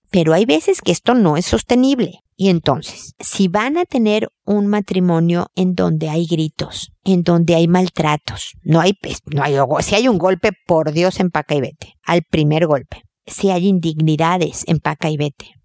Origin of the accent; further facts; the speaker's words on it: Mexico; now in Chile; Yo soy mexicana también, pero estoy en Chile